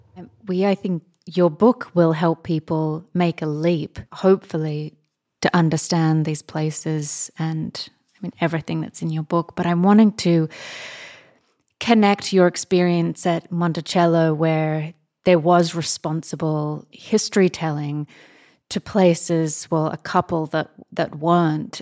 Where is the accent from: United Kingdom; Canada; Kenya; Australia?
Australia; as an Australian